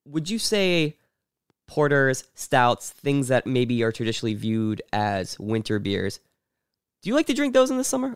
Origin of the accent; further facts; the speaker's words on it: Pittsburgh, Pennsylvania, United States; moved away; I was born in Pittsburgh. I go there back a lot